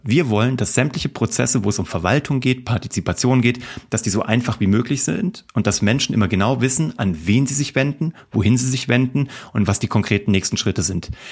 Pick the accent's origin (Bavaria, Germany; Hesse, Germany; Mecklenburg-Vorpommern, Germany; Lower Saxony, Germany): Hesse, Germany; Kassel; also born or lived in Cologne; now in Munich, Germany; Ich komme aus Kassel